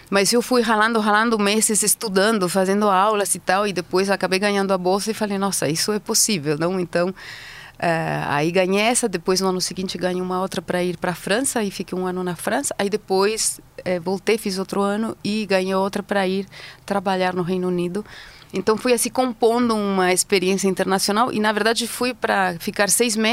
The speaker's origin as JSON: {"language": "Portuguese", "town": "Madrid", "region": "Community of Madrid", "country": "Spain", "tie": "born or raised there", "also_born_or_lived": "Basque Country", "second_language": "Portuguese", "said": "Bom, eu sou espanhola, tenho 52 anos, nasci no norte da Espanha, no País Basco, numa cidadezinha minúscula que se chama Goibar. E fui para Madrid logo depois com os meus pais e cresci em Madrid, em volta de Madrid, na verdade, perto de Madrid."}